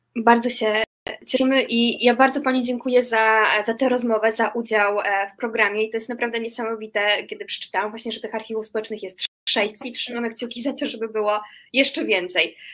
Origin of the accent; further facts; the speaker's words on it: Łódź, Łódź Voivodeship, Poland; urodziłam się e, w Łodzi